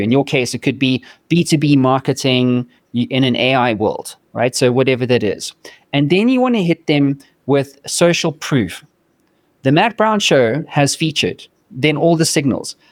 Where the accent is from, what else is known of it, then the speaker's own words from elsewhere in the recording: South Africa; moved away as an adult; now in United States; I'm from South Africa